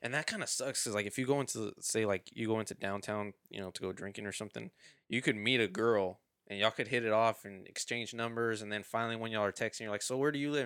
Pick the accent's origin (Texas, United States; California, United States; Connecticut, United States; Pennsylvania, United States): Texas, United States; Houston; I was born here